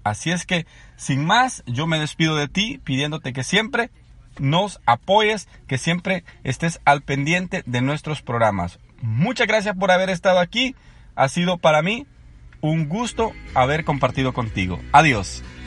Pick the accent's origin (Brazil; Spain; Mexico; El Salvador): El Salvador; moved away as an adult; now in Anaheim, United States; soy originario del Salvador. soy un inmigrante en Estados Unidos.